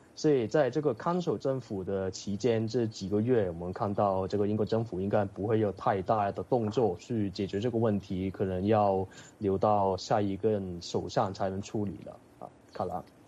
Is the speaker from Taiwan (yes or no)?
no; Hong Kong; now in United Kingdom; 但是这个可能是因为我来自香港，这里对这种天气有经验。